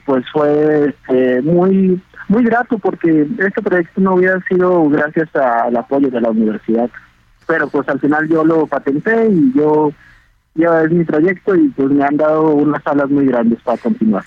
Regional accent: Mexico; Como mexicano

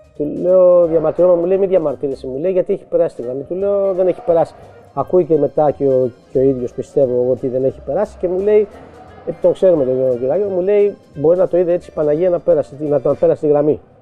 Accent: Piraeus, Attica, Greece; Εγώ είμαι από το Πειραιά

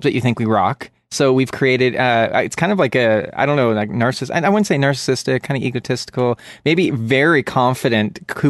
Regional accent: Canada; This is true, and … from Canada.

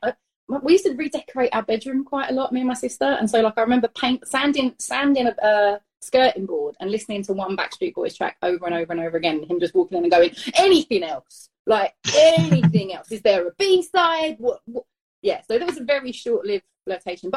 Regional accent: London, United Kingdom; moved away as an adult; now in California, United States; I grew up in East London. I was born in 1984.

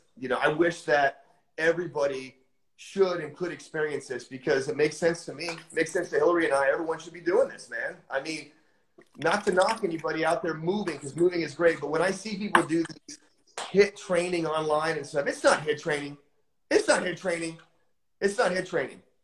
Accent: United States; born and bred in the United States

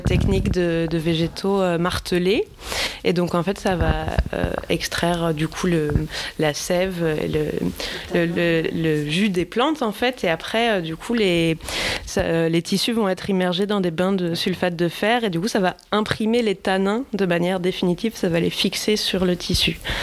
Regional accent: Brittany, France; moved away as an adult; je viens de Bretagne, mais j'ai passé longtemps ailleurs en France en études

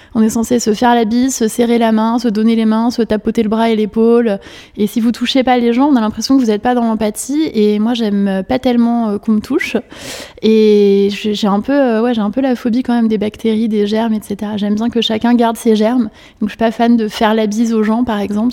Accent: Paris, Île-de-France, France; née le 18 novembre 1982 à Paris, 13e

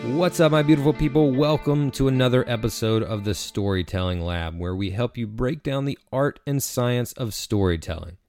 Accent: Eastern North Carolina, United States; I'm from Eastern North Carolina, which is rich in, in culture and history.

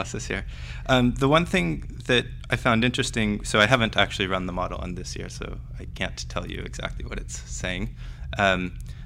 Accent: Oregon, United States; moved away as an adult; also born or lived in Stanford, California, United States / Toronto, Canada; now in Cambridge, United Kingdom; I grew up in Oregon. I went to school there as a kid

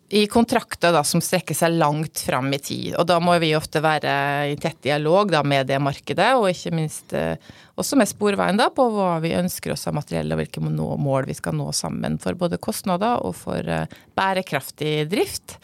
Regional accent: Fræna, Møre og Romsdal, Norway; moved away as an adult; now in Oslo, Norway; som du hører på dialekta mi, så er jeg da opprinnelig fra Frena utafor Molde, i Romsdal

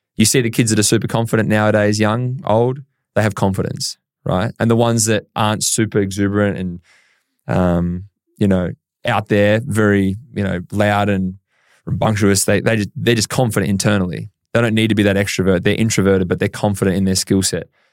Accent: Horsham, Victoria, Australia; I grew up in Horsham, County Victoria

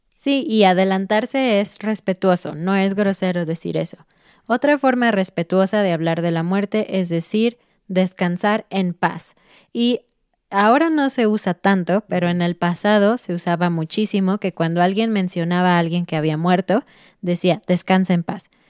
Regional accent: Mexico; como mexicanos

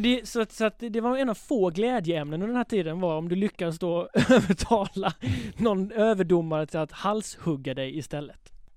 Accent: Halmstad, Halland County, Sweden; Jag växte upp i Halmstad

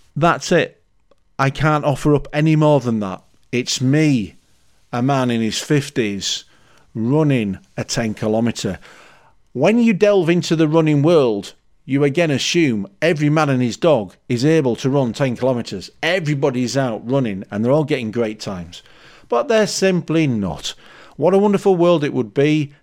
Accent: Leeds, Yorkshire and the Humber, United Kingdom; I'm from Leeds

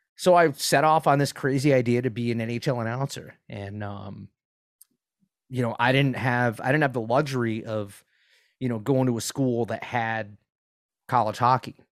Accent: Providence, Rhode Island, United States; now in Gainesville, United States; I grew up in Providence

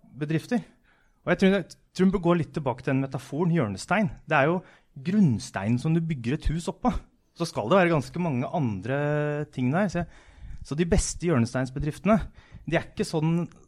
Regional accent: Askim, Østfold, Norway; Jeg kommer fra Askim, som hadde en gummivarefabrikk fra 1920 til 1990 omtrent.

